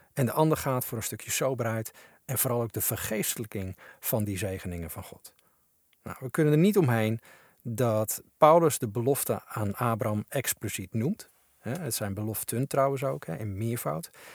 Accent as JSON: {"language": "Dutch", "country": "Netherlands"}